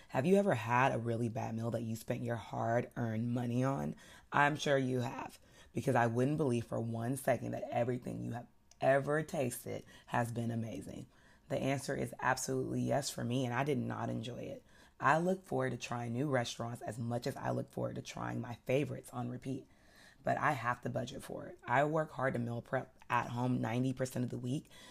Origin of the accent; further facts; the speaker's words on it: the South, United States; I'm from the South